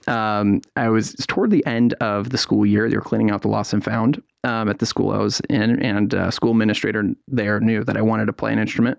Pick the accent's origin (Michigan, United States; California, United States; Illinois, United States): California, United States; San Francisco Bay Area; moved away as an adult; also born or lived in Durham, North Carolina; now in North Carolina, United States; I grew up in the San Francisco Bay Area